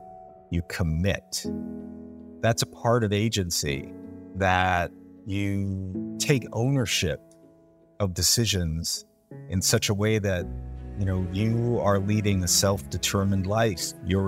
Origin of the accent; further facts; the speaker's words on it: London, United Kingdom; born there; That's why I was born in London, because it was a dream.